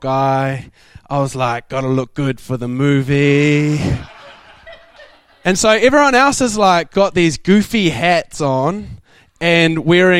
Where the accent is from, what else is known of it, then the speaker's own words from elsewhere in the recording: New Zealand; I'm from New Zealand.